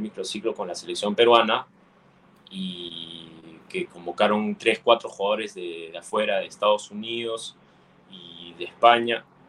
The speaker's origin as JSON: {"language": "Spanish", "town": "Longueuil", "region": "Quebec", "country": "Canada", "tie": "born or raised there", "said": "yo nací en Canadá, este, mis papás son peruanos los dos"}